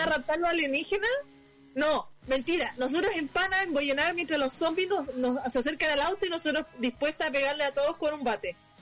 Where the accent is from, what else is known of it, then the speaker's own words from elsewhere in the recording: Chile; siendo chilena